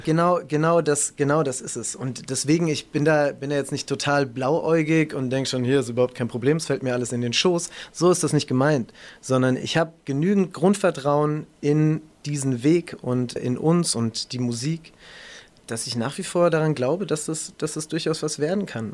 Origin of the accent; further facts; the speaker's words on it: Ludwigshafen, Rhineland-Palatinate, Germany; Ludwigshafen, wo ich aufgewachsen bin